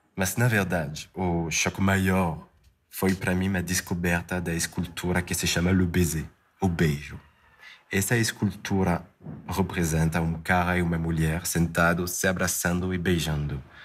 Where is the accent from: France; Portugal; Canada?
France; Paris, Île-de-France; moved away; como francês nascido né, em Paris